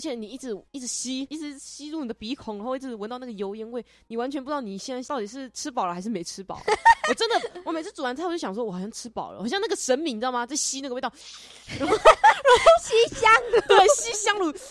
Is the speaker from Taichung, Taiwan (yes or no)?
no; Taitung County, Taiwan; moved away as an adult; now in Hsinchu, Taiwan; 我是台东人